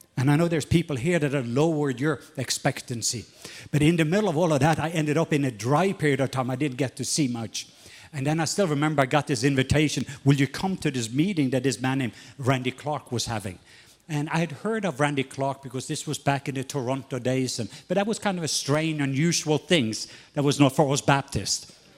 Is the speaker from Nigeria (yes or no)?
no; Southern Norway, Norway; now in Atlanta, United States; I am from Norway, not Atlanta.